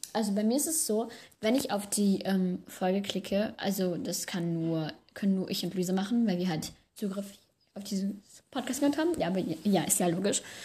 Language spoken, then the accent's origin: German; France; moved away; Also ich komme aus Frankreich